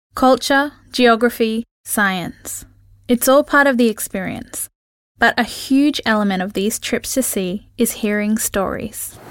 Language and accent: English; Townsville, Queensland, Australia; Growing up in Townsville, North Queensland, I learned to respect and treasure the reef.